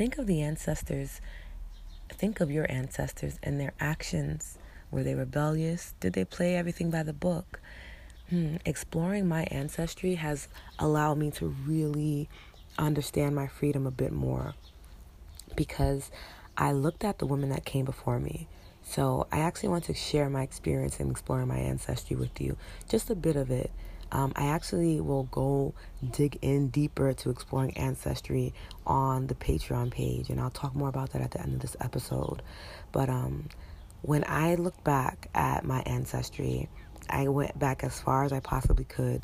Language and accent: English; New York City, New York, United States; She's the reason why I was born here. She's the reason why I exist. And why I'm a New Yorker through and through